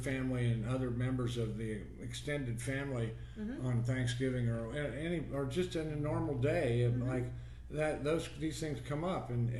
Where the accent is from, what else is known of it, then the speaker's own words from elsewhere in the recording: Troy, Ohio, United States; My mother worked for the county where I grew up in Troy, Ohio.